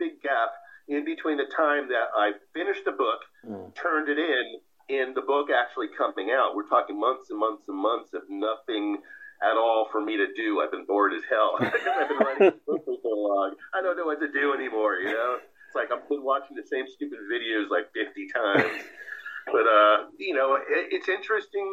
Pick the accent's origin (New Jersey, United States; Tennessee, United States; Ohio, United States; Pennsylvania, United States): New Jersey, United States; Clifton; my hometown of Clifton, New Jersey